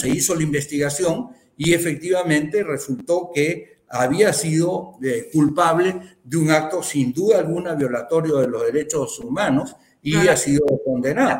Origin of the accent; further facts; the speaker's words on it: Peru; yo como peruano